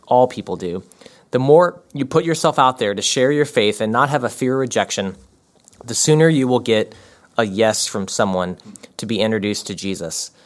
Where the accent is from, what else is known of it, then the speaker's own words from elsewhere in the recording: United States; we're from America